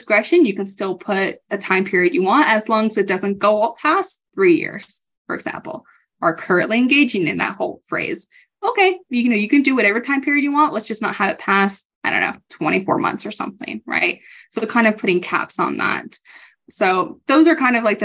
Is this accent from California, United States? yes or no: yes; California, United States; now in Colorado, United States; I'm from California